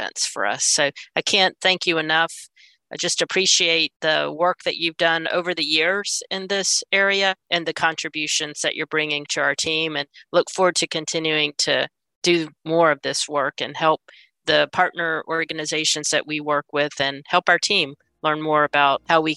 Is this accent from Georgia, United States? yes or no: no; Pensacola, Florida, United States; my hometown in Pensacola, Florida.